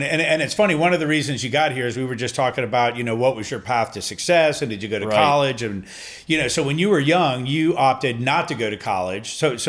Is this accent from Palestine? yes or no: no; Denmark; born there; I was born in the same exact hospital my mom was born in, just at a different time.